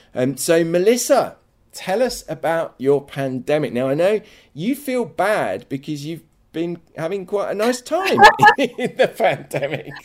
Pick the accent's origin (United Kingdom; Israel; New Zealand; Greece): United Kingdom; England; accent: English; my English accent